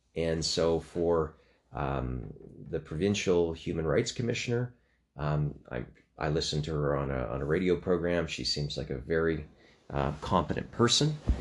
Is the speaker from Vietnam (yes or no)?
no; Canada